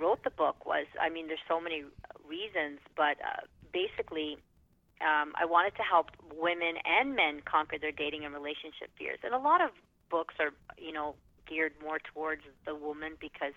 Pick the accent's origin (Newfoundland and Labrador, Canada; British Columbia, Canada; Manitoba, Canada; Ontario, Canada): Ontario, Canada; Toronto; I am from Toronto, Canada